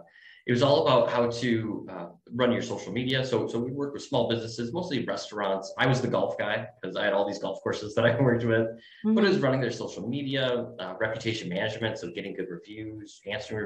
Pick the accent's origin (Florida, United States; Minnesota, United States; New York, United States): New York, United States; Buffalo; moved away as an adult; I grew up in Buffalo, New York